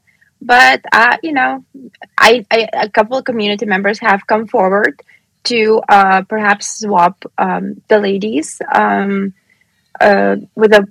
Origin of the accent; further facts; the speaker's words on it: Lithuania; now in Pennsylvania, United States; I've been born and raised in Lithuania